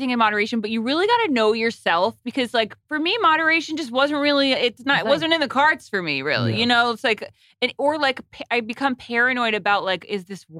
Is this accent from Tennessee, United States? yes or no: no; Rhode Island, United States; I'm from Rhode Island. We're both from Rhode Island